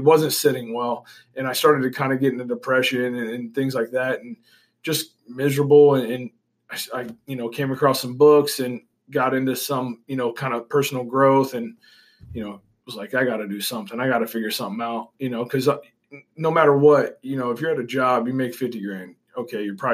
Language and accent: English; Olathe, Kansas, United States; I grew up around here in Olathe